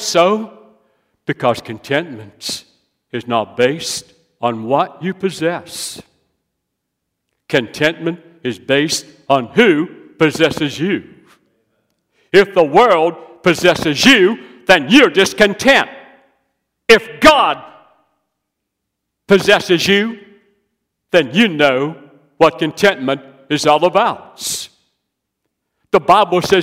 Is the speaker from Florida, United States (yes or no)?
no; West Virginia, United States; now in South Carolina, United States; I'm from West Virginia. I love West Virginia. I now live in South Carolina.